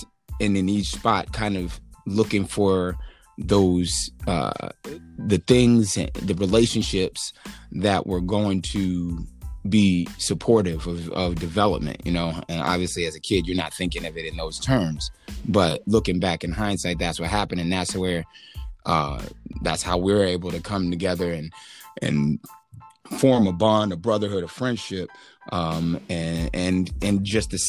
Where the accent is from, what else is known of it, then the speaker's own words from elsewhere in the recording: New York City, New York, United States; born there; They separated when I was two, and I was born in New York.